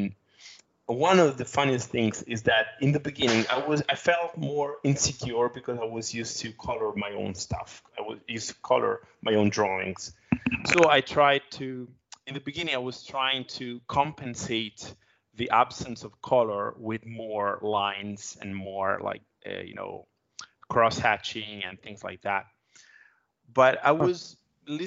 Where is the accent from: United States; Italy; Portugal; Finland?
Italy; my hometown here in Italy